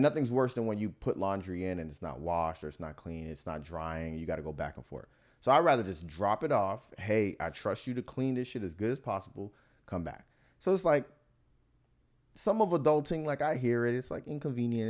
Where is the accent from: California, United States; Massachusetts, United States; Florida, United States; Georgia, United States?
Florida, United States; Miami; moved away; I'm from Miami